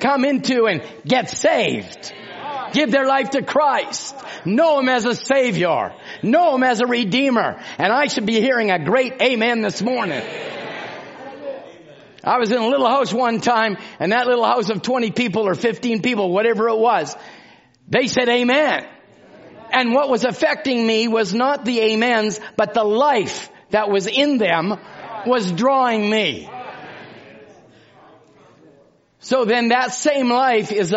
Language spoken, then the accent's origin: English; Canada; I'm from Canada